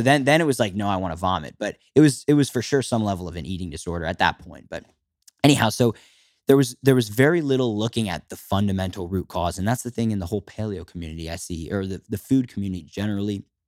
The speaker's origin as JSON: {"language": "English", "town": "Philadelphia", "region": "Pennsylvania", "country": "United States", "tie": "born or raised there", "said": "I was fourteen years old and living, growing up in Philadelphia, a suburb"}